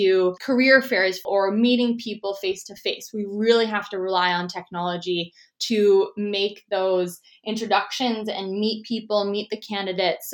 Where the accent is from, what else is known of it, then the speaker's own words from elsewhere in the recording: Toronto, Ontario, Canada; moved away as an adult; now in Vancouver, Canada; I'm actually originally from Toronto, Ontario, and I moved out to Vancouver, BC, where I'm currently located, to attend the Simon Fraser University.